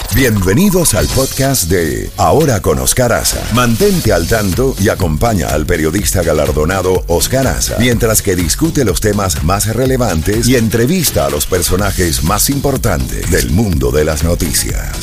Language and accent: Spanish; Puerto Rico